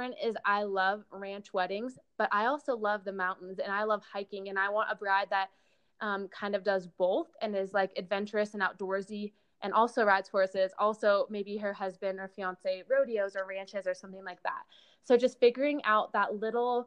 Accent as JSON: {"language": "English", "region": "California", "country": "United States", "tie": "born or raised there", "moved": "yes", "said": "my hometown in California"}